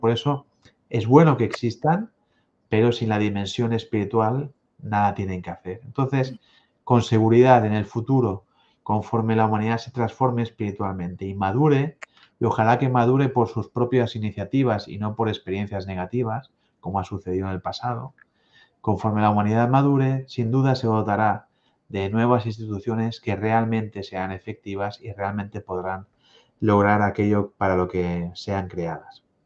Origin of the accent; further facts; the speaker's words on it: Spain; Aquí en mi tierra también, además de la lengua española, la lengua catalana